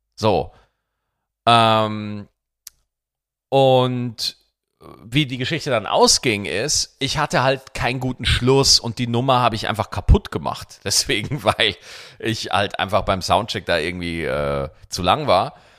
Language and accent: German; Bavaria, Germany; wo ich ja aufgewachsen bin in Bayern